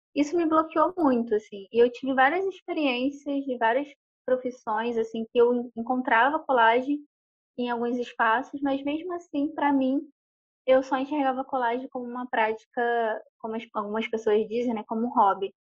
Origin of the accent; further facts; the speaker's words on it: Duque de Caxias, Rio de Janeiro, Brazil; moved away as an adult; also born or lived in São Gonçalo; now in Rio de Janeiro, Brazil; da minha casa onde eu cresci para o centro de Caxias eram uns 40, 50 minutos de ônibus